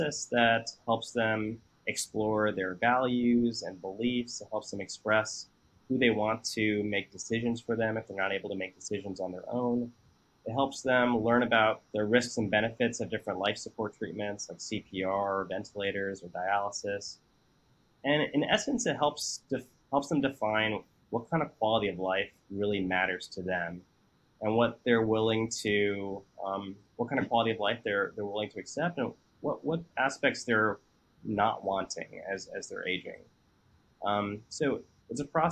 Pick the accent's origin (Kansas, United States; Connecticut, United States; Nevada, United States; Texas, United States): Texas, United States; I grew up in Texas for most of my life